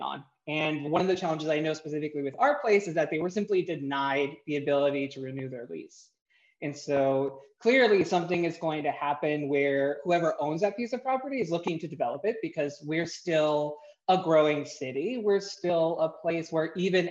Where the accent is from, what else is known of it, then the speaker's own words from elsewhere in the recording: Texas, United States; moved away as an adult; also born or lived in San Antonio, Texas / Del Rio, Texas / Austin, Texas; now in Seattle, United States; I am originally from Texas, born and raised. I was born in San Antonio, kind of moved around a little bit in that area, lots of like small towns